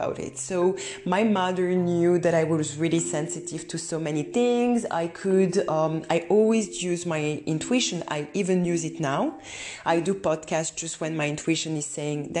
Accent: Romania; moved away; I'm coming from Romania, where at that time we didn't talk about process

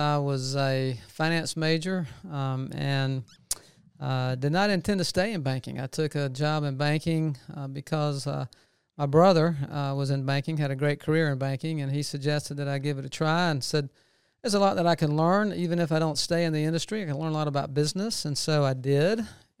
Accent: Macon, Georgia, United States; now in Athens, United States; I grew up in Macon and stayed there for a number of years and was transferred to Atlanta with the bank I was with and worked there for about 25 years.

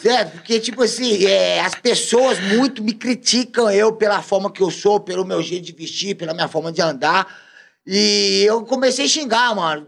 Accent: Belo Horizonte, Minas Gerais, Brazil; moved away; a minha quebrada, da onde eu vim, da onde eu sou, Praça 15 de Junho, meu escritório, porque meu escritório é na praça, ah. certo? Vila Senhor do Espaço, Complexo da Pedreira Prado Lopes, BH

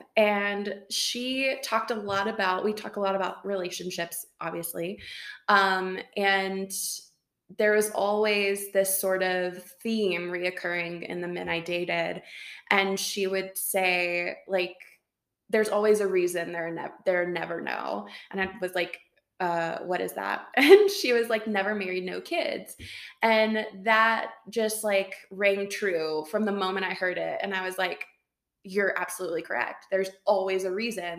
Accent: Tennessee, United States; moved away as an adult; now in Boulder, Colorado, United States; I am originally from Tennessee, now also live in Boulder, Colorado

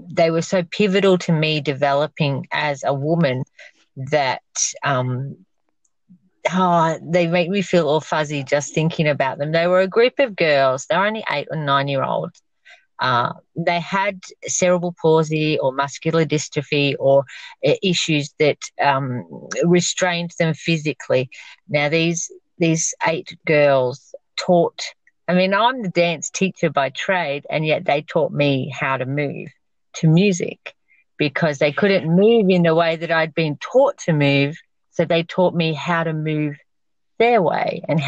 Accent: Queensland, Australia; also born or lived in Victoria, Australia; I'm actually Victorian, not Queenslander, but I've grown up most of my life here, but I was born in Victoria.

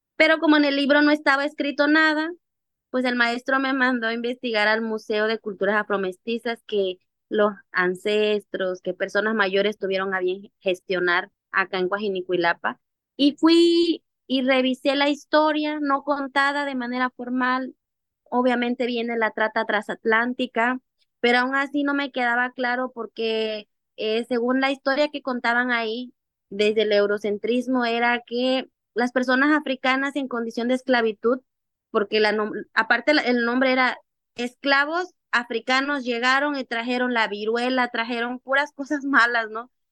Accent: Mexico; desde que yo era una niña, eh, yo aprendí a bailar los diablos, que es una danza ancestral afromexicana

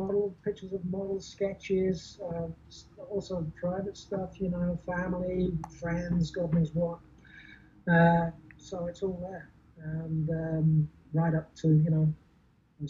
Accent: England, United Kingdom; moved away as an adult; also born or lived in Germany; growing up in England, going to college, moving to Germany

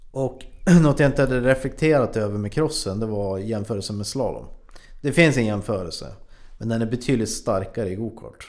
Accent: Frösön, Jämtland, Sweden; Jag kommer från Jämtland, mm. en, ett ställe som heter Frösön.

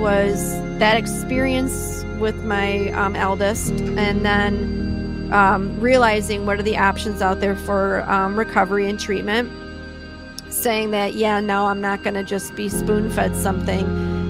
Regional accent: Detroit, Michigan, United States; now in Minnesota, United States; I'm from Detroit. I'm an East Sider

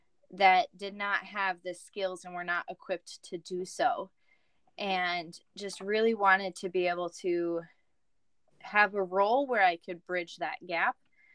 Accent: Indiana, United States; now in Minnesota, United States; Yeah, so I grew up in Indiana, moved around a lot, and while I was in high school, found out about a college up in Minnesota, and first time I came, fell in love with it. Moved up to Minnesota after graduating

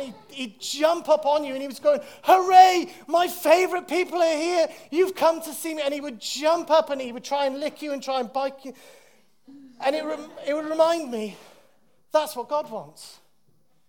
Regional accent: Wales, United Kingdom; moved away; when I was living in Wales, growing up in Wales

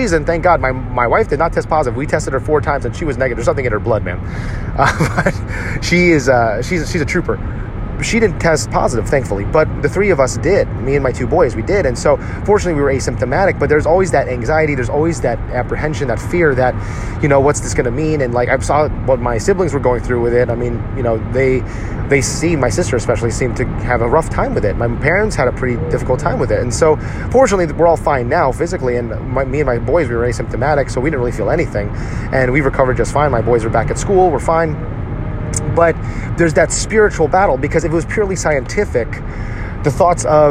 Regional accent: New Jersey, United States; where I grew up in New Jersey. I grew up in a largely Jewish town

